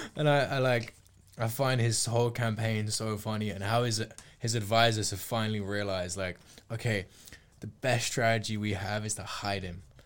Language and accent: English; United Kingdom